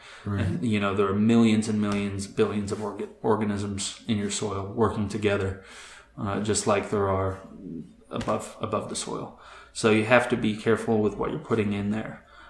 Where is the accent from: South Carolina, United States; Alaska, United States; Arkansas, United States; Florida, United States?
Florida, United States; also born or lived in England / London, United Kingdom; I was born in England in an industrial town, and I moved, my family moved to the U.S. when I was 9. We moved to Florida, and I grew up in a suburb.